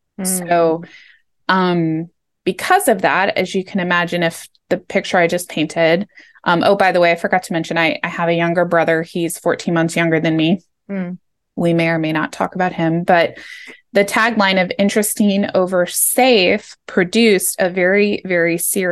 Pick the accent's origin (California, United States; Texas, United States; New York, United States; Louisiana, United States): California, United States; Los Angeles; I was born in Los Angeles, and just to paint a little picture, I was born in the 80s in Los Angeles. The Rodney King riots happened while I was a kid, like in my neighborhood.